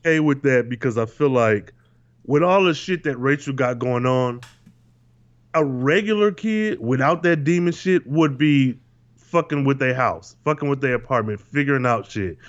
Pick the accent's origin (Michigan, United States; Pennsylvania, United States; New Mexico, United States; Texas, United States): Michigan, United States; born or raised there